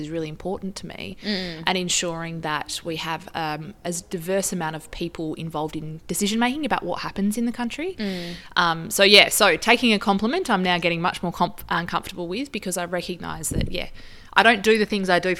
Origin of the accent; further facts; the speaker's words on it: Wongan Hills, Western Australia, Australia; also born or lived in Papua New Guinea; So I grew up in Wongan Hills and did my primary school education there.